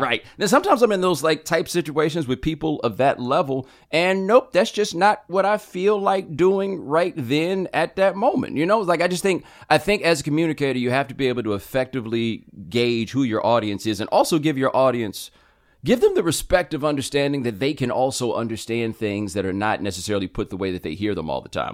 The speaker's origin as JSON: {"language": "English", "town": "Houston", "region": "Texas", "country": "United States", "tie": "born or raised there", "also_born_or_lived": "Atlanta / Waller, Texas", "said": "we're growing up in Houston"}